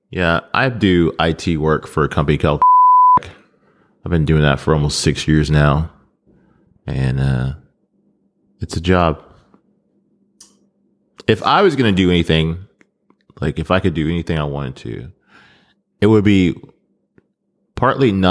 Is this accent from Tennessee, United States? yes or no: yes; Memphis, Tennessee, United States; By the way, we are from Memphis, Tennessee, the best state and the best city